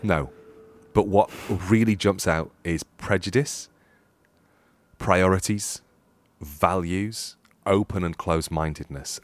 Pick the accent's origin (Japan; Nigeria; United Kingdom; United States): United Kingdom; being British